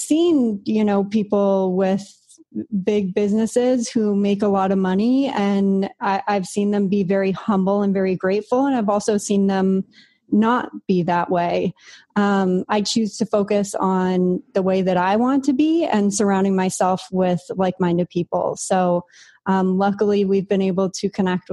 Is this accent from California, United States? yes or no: yes; San Diego, California, United States; moved away as an adult; now in Puerto Rico; I grew up in San Diego, and my family's in San Diego